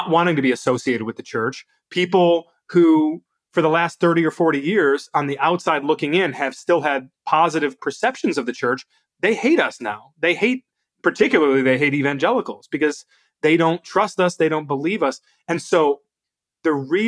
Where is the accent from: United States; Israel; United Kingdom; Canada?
United States; I'm proud to be an American